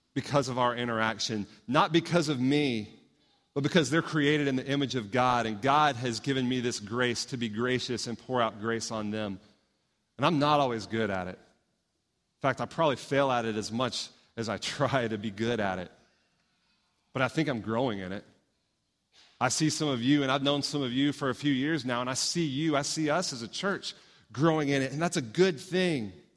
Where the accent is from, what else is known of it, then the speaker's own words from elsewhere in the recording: Houston, Texas, United States; moved away; growing up in Houston, I got to see this church grow